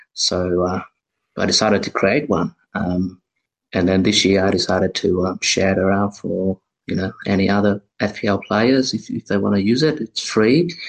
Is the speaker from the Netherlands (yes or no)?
no; Canberra, Australian Capital Territory, Australia; I'm from Canberra